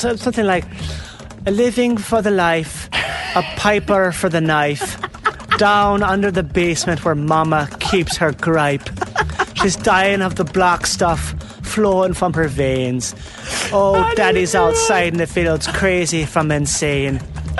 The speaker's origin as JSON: {"language": "English", "region": "Midwest", "country": "United States", "said": "hi, I'm from the Midwest. I'm a white person with zero culture."}